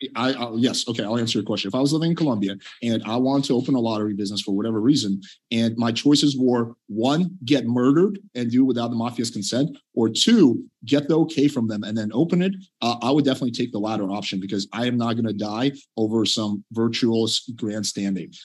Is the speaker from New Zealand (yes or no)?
no; Russia; now in United States; I was born in Russia.